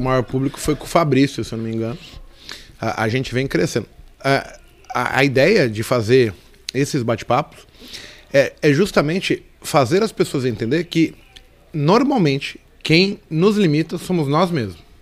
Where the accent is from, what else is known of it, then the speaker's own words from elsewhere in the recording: São Paulo, Brazil; also born or lived in Brasilândia, São Paulo; Eu sou um cara que nasci na Vila Nova Cachoeirinha, São Paulo